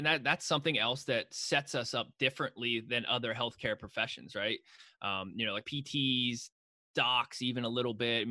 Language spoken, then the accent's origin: English; Juniata County, Pennsylvania, United States; So I grew up in Juniata County.